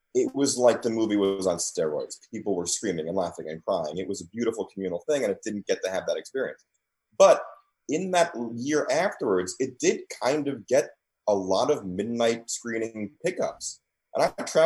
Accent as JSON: {"language": "English", "town": "New York City", "region": "New York", "country": "United States", "tie": "born or raised there", "said": "I grew up in New York. I grew up in Queens"}